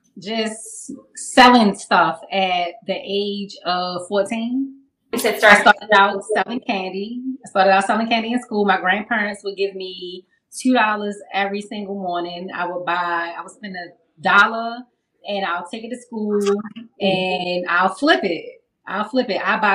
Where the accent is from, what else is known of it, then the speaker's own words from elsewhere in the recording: Baltimore, Maryland, United States; I'm from Maryland. I'm from Baltimore.